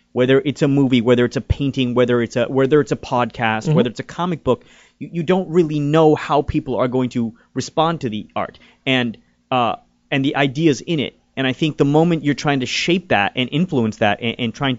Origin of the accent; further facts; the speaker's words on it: India; I'm Indian and we're very, like, education oriented